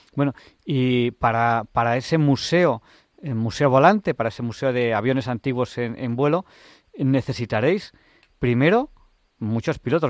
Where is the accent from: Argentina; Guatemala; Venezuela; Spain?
Spain; Catalonia; now in Madrid, Spain; yo eh, nací en Cataluña, vivía en Cataluña, y cuando me vine a Madrid